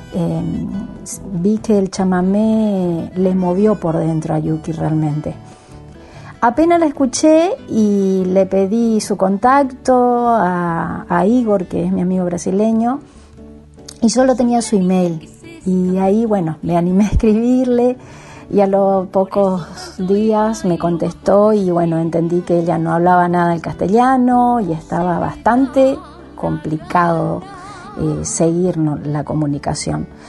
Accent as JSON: {"language": "Spanish", "area": "Guaviraví, Yapeyú", "region": "Corrientes", "country": "Argentina", "tie": "born or raised there", "said": "yo me crié ahí en Guaviravita, Pedicuaya, Peyú, que son pueblitos de ahí donde es mi abuelo"}